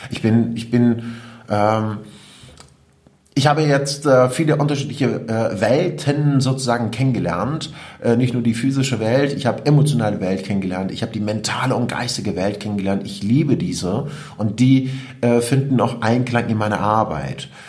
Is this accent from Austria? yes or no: no; Iran; German is a second language; now in Germany; Und ich komme aus dem Iran. Ich bin ein Kriegskind. Mit äh, neun Jahren habe ich meinen Vater und meine Onkels verloren.